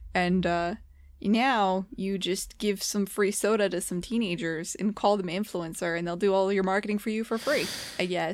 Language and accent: English; United States; As an American